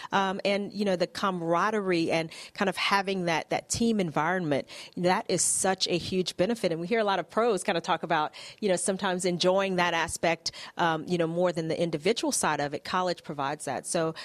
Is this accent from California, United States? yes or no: yes; near San Jose, California, United States; San Jose, close to my hometown